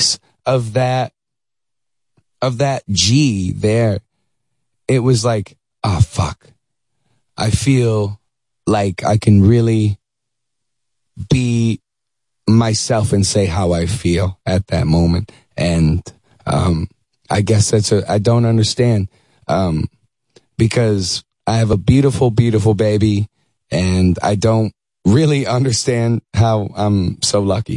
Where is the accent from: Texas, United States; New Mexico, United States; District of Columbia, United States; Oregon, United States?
Texas, United States; Dallas; moved away as an adult; also born or lived in Syracuse, New York; now in Los Angeles, United States; I was born in Syracuse, New York. Moved to Dallas. I was 9 years old.